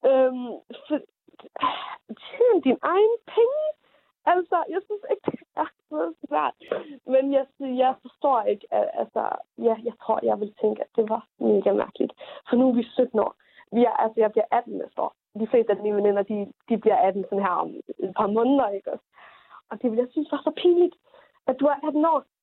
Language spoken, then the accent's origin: Danish; Jutland, Denmark; Og jeg ved ikke, om det er, fordi jeg er jyde.